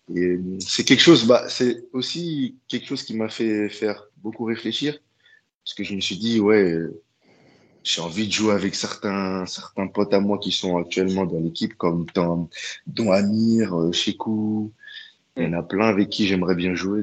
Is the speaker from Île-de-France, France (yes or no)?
yes; Paris, Île-de-France, France; moved away as an adult; now in Hamburg, Germany; je viens de Paris